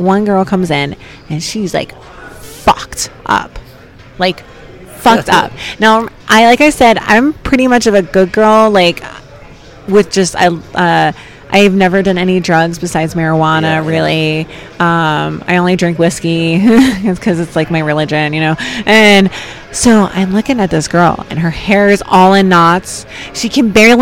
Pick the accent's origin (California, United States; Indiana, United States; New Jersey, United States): New Jersey, United States; I'm from South Jersey